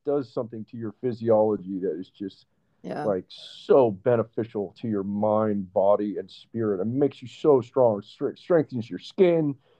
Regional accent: Northern California, United States; I grew up in Northern California where, you know, the water is freezing

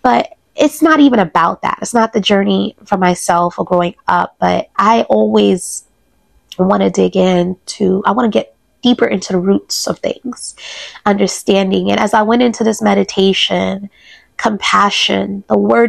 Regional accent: New York City, New York, United States; being a New Yorker

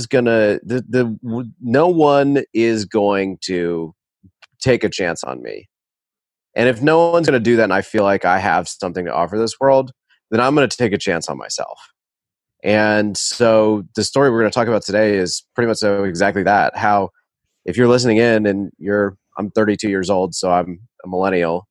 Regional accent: Winston-Salem, North Carolina, United States; I grew up in Winston-Salem

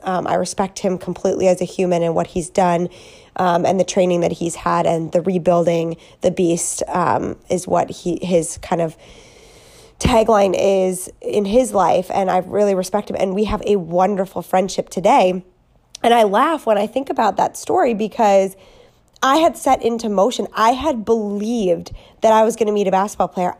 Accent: Wisconsin, United States; moved away as an adult; now in California, United States; I'm a girl from Wisconsin

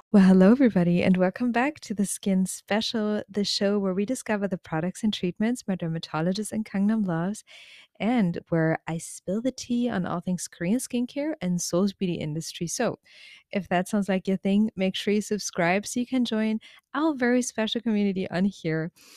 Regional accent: Germany; as someone growing up in Germany

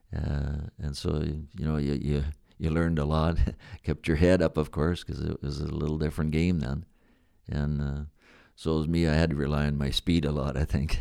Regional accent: Balgonie, Saskatchewan, Canada; also born or lived in Regina, Saskatchewan / Climax, Saskatchewan / Macklin, Saskatchewan / Melfort, Saskatchewan; I was born in Regina, but we lived just about, I guess, fifteen kilometers just east in a place called Belgoni, Saskatchewan.

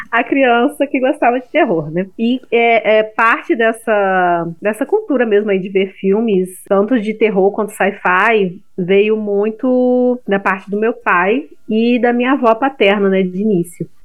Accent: Rio de Janeiro, Brazil; Porque eu sou do Rio e não

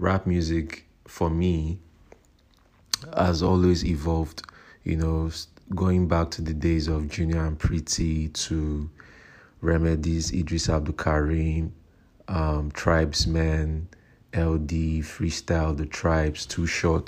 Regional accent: Nigeria; I'm a Nigerian rapper

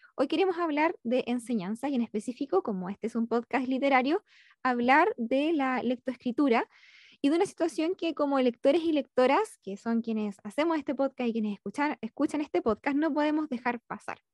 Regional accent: Concepción, Biobío, Chile; yo soy de Concepción

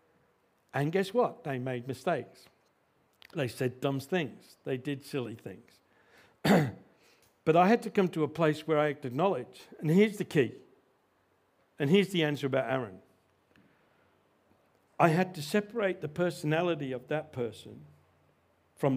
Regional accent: Australia; we struggle as the Australian Christians

